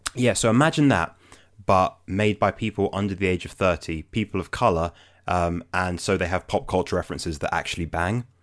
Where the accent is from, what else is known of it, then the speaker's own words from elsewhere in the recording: London, United Kingdom; I'm from London